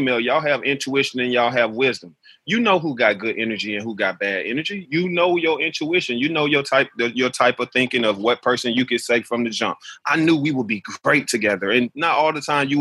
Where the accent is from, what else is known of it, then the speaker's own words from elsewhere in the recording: Alabama, United States; growing up in Alabama, my mother taught me the only thing that she knew was to go out and find a job